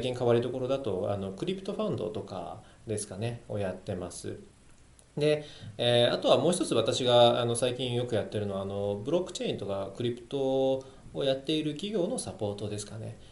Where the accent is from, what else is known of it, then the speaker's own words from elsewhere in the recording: China; moved away; also born or lived in Japan / United States / Austria / Germany; もともとあの中国の生まれで、えー、育ちも中国だったんですけど、あの家庭の事情ですね、あの日本に来まして